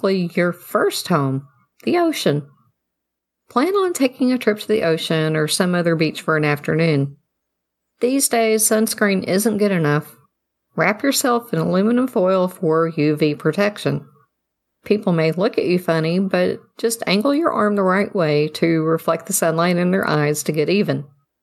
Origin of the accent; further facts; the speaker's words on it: the South, United States; I'm from the South